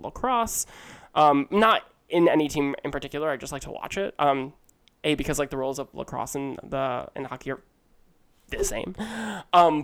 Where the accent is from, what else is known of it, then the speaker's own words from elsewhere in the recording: outside of Philadelphia, Chester County, Pennsylvania, United States; also born or lived in Manhattan, New York; I grew up in outside of Philadelphia, the Chester County area